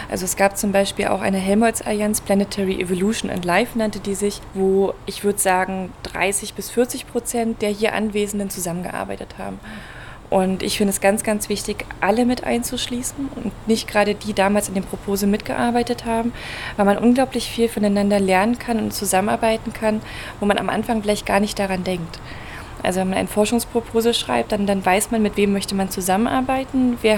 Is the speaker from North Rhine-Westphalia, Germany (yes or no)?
no; Berlin, Germany; Ich komme ursprünglich aus Berlin